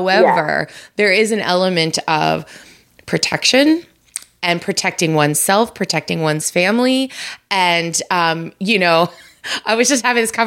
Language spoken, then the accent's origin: English; New York, United States; moved away as an adult; now in New Hampshire, United States; I'm Italian. I grew up in New York